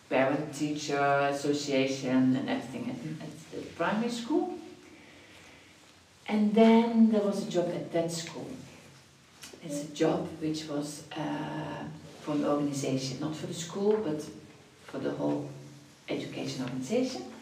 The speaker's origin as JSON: {"language": "English", "town": "Venlo", "region": "Limburg", "country": "Netherlands", "tie": "born or raised there", "also_born_or_lived": "Croatia / Morocco / Paris, France", "moved": "as an adult", "lives_now": "Switzerland", "said": "I was born in Venlo, it's a, it's a city, not big, something like Lausanne. Mm -hmm. And I've been there till I went to university, till I was 18 years old."}